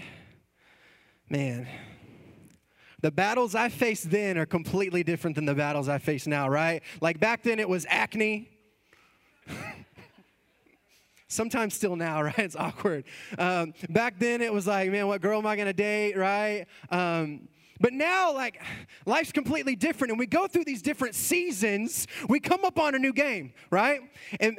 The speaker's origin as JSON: {"language": "English", "region": "Texas", "country": "United States", "said": "we are from Texas"}